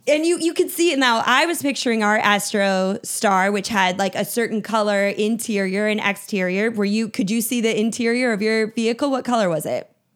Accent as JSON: {"language": "English", "region": "Minnesota", "country": "United States", "tie": "born or raised there", "said": "I grew up in Minnesota, so a cabin was a, was a part of life"}